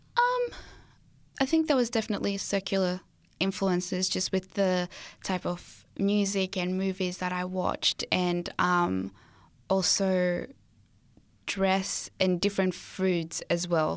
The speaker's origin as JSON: {"language": "English", "country": "Australia", "tie": "born or raised there", "also_born_or_lived": "Zimbabwe", "said": "I was born in Zimbabwe, and so I'm from there, and moved to Australia when I was seven years old."}